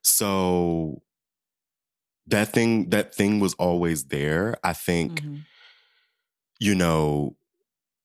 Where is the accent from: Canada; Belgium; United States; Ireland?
United States; Southern Maryland; a queer little boy, little black boy, growing up in Southern Maryland.